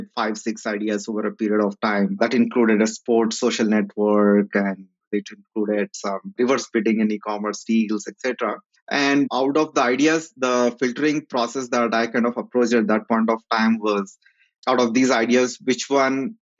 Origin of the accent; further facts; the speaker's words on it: Kurnool, Andhra Pradesh, India; I'm from a place called Karnool in Andhra Pradesh